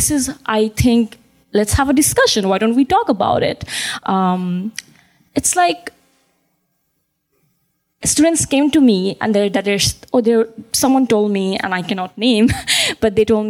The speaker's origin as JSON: {"language": "English", "country": "Bangladesh", "also_born_or_lived": "Midwest, United States", "moved": "yes", "lives_now": "United States", "said": "I'm from Bangladesh"}